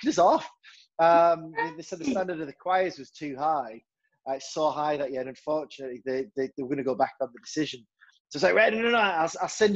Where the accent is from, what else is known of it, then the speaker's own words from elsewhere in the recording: Hartlepool, North East England, United Kingdom; moved away; also born or lived in Fleetwood; Hartlepool, where I'm from